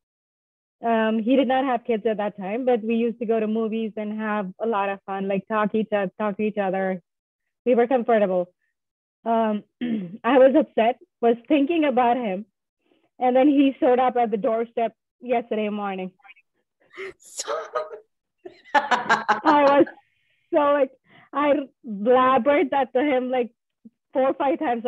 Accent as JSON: {"language": "English", "region": "southern India", "country": "India", "moved": "as an adult", "lives_now": "Boston, United States", "said": "Currently, I live in Boston, Massachusetts, but I'm originally from India, Southern India"}